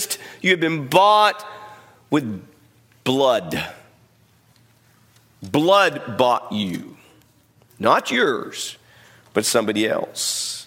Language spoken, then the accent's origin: English; United States; we, as Americans, we live in a culture